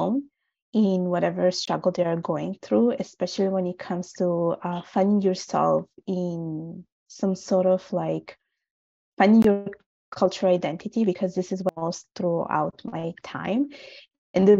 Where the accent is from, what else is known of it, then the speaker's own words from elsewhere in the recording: Italy; first language Italian; English is a second language; I was born and raised in Italy. My parents are from Bangladesh.